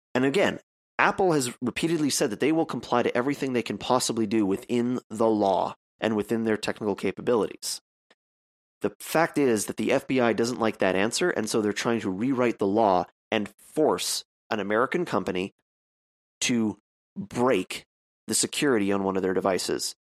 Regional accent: Canada; I'm a Canadian

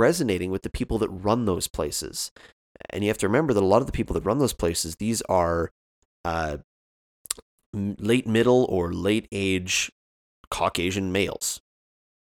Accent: Canada; as a Canadian

